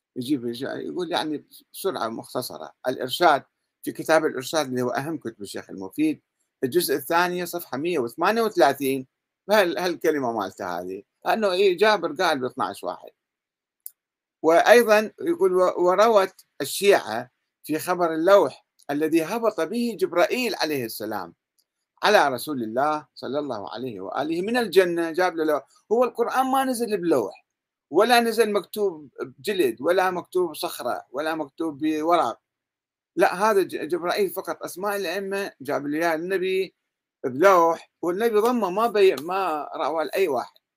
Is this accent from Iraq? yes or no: yes; Iraq; عندنا بالعراق